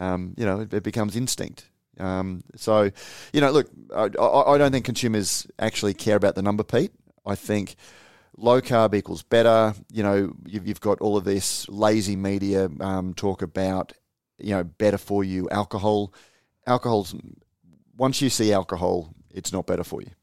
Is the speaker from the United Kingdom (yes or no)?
no; Australia; as an Australian